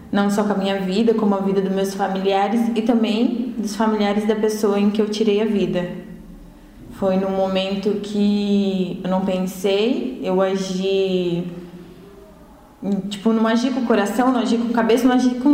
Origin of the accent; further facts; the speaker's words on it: Cascavel, Paraná, Brazil; Cascavel, Paraná.